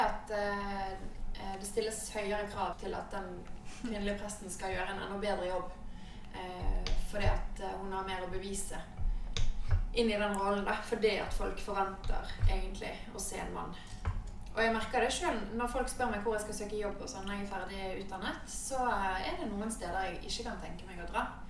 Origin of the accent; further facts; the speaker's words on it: Bergen, Vestland, Norway; Jeg er fra Bergen